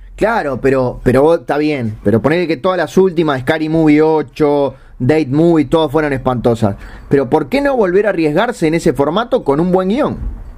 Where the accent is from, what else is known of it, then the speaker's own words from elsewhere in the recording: Uruguay; yo soy uruguayo